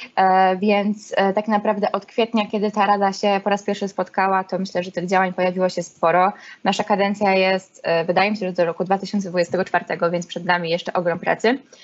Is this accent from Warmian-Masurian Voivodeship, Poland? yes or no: yes; Olsztyn, Warmian-Masurian Voivodeship, Poland; jestem olsztynianką i z tym się utożsamiam